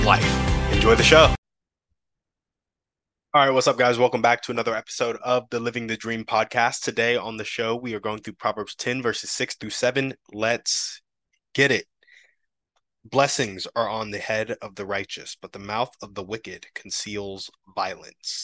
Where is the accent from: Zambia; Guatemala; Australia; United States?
United States; I grew up Black in America